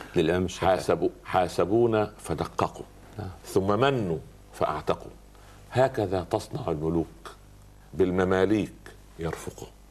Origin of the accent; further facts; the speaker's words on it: Upper Egypt, Egypt; عندنا في الصعيد